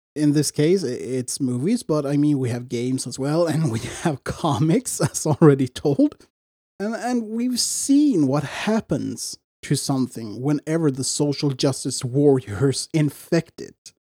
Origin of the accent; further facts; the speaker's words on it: Sweden; I'm from Sweden